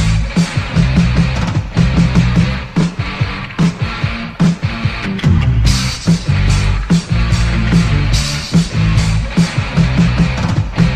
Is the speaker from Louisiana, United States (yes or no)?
yes; Mandeville, Louisiana, United States; also born or lived in New Orleans, Louisiana; growing up on the North Shore